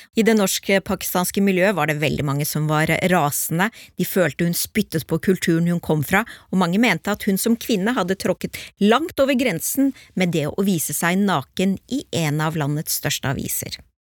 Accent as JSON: {"language": "Norwegian", "region": "Oslo", "country": "Norway", "said": "vi er fra Oslo øst begge to, vi har, kommer fra innvandrerfamilier"}